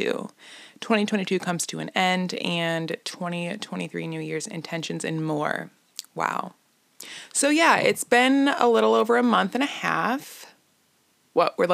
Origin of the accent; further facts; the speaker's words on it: Illinois, United States; I'm from Illinois